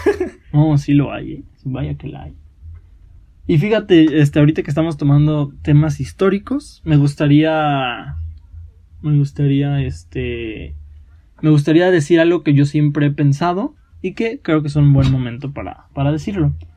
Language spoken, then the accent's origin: Spanish; Mexico; somos mexicanos, entonces tenemos raíces indígenas